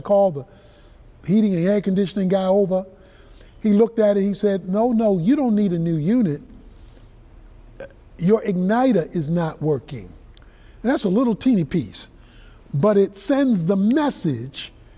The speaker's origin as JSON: {"language": "English", "town": "Baltimore", "region": "Maryland", "country": "United States", "tie": "born or raised there", "said": "I was growing up in Baltimore, Maryland"}